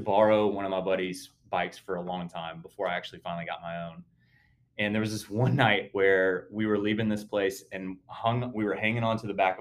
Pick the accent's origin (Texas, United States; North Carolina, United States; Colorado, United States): North Carolina, United States; moved away as an adult; now in Atlanta, United States; I'm originally from North Carolina